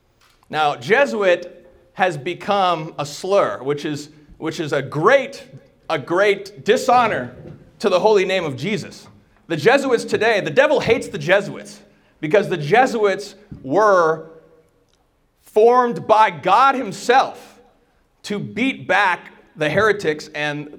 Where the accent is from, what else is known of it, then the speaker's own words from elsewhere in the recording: United States; I'm American.